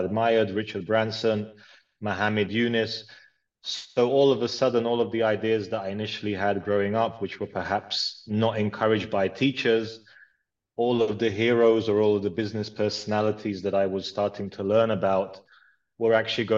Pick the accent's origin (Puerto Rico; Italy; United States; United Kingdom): United Kingdom; London; also born or lived in Croatia / Philippines; I grew up, I was born in Croatia, moved to London with my family when I was 7.